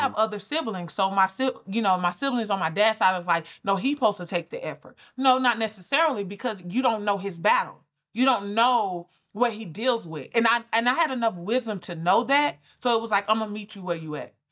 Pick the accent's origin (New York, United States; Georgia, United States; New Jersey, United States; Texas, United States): Georgia, United States; Albany; I'm from Albany. So I'm from Georgia